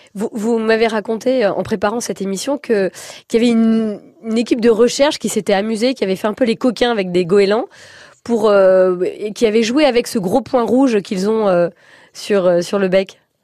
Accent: Brittany, France; moi je suis bretonne, j'ai grandi sur la plage

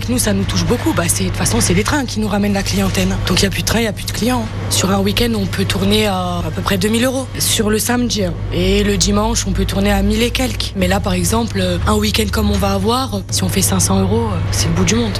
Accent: Loire, Auvergne-Rhône-Alpes, France; Chez nous, dans la Loire

